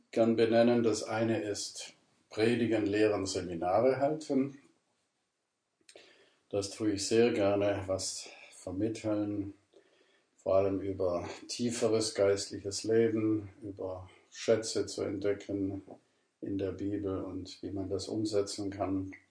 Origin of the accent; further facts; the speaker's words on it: Ravensburg, Baden-Württemberg, Germany; moved away; also born or lived in Burgwedel; Ich komme ursprünglich aus Ravensburg, Süddeutschland. Hört man ja auch an meinem Akzent.